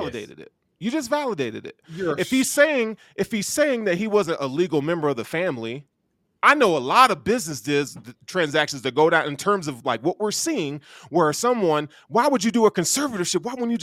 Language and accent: English; the South, United States; I'm a black.